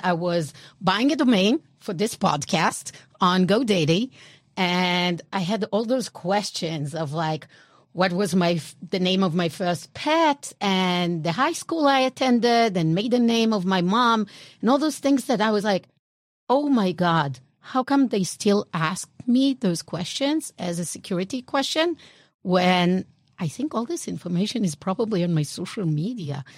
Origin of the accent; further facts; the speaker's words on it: Israel; accent: European; born and raised in Israel